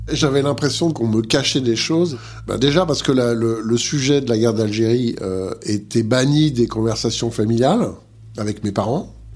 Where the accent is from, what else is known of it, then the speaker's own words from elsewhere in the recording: Montbéliard, Bourgogne-Franche-Comté, France; moved away as an adult; je suis né à Montbéliard, dans le Doubs.